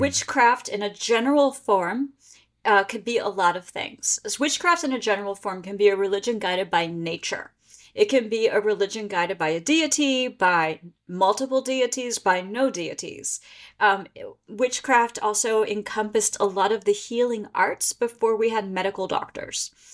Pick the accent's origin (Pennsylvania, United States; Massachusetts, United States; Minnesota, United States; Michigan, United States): Pennsylvania, United States; now in Maryland, United States; I live in Maryland, and I grew up in Pennsylvania